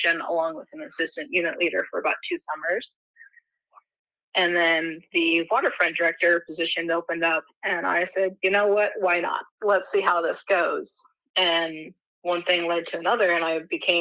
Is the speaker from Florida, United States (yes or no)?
no; Springfield, Missouri, United States; I'm from Springfield, Missouri